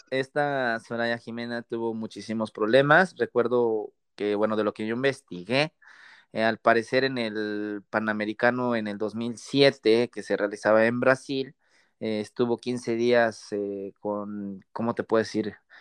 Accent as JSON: {"language": "Spanish", "country": "Mexico", "said": "todos los mexicanos"}